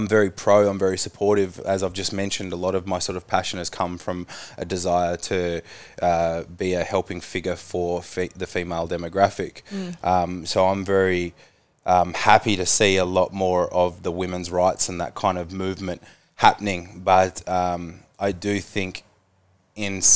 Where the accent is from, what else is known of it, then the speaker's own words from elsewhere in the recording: Tasmania, Australia; growing up in Tassie, a smaller place